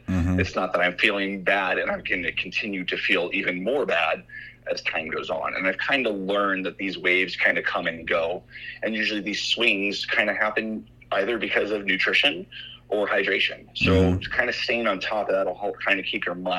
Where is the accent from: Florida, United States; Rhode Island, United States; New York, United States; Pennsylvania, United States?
Florida, United States; Orlando; also born or lived in Cocoa Beach, Florida; now in Montana, United States; I grew up in Florida, originally around like Orlando and Cocoa Beach area.